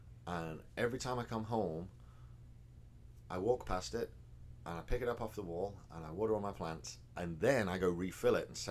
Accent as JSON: {"language": "English", "region": "England", "country": "United Kingdom", "moved": "as an adult", "lives_now": "Texas, United States", "said": "I'm English"}